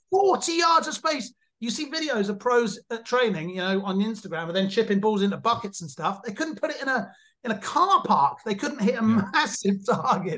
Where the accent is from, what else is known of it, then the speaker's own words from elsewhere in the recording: England, United Kingdom; now in Germany; I'm English, but I live in Germany